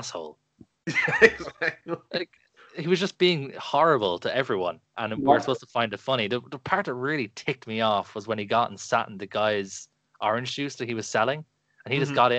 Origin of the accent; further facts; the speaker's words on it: Ireland; growing up in Ireland